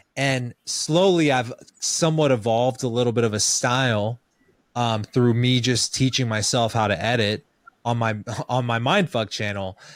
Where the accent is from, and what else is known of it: Kansas City, Missouri, United States; born or raised there